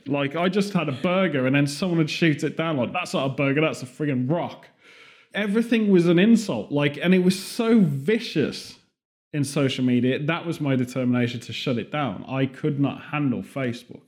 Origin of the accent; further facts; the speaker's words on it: United Kingdom; moved away; also born or lived in California; Being British